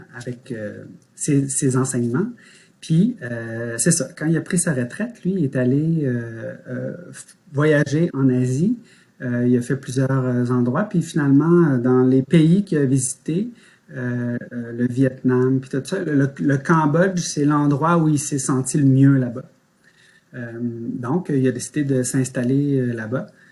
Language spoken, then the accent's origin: French; Quebec City, Quebec, Canada; also born or lived in Montreal; je suis né à Montréal, mais mes parents, j'ai, on a déménagé très tôt. Mon père était contrôleur aérien, donc euh, j'avais pas encore un an que je suis déménagé à cette île, pas longtemps. Puis euh, euh, ensuite Québec. Donc c'est vraiment Québec là, depuis que je suis tout petit